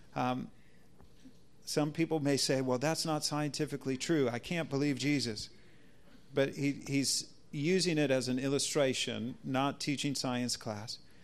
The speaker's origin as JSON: {"language": "English", "country": "United States", "said": "as an American"}